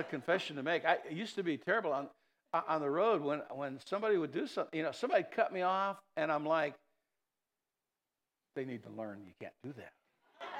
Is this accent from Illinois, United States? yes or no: yes; East Chicago Heights, Illinois, United States; moved away; I grew up in East Chicago Heights for a while.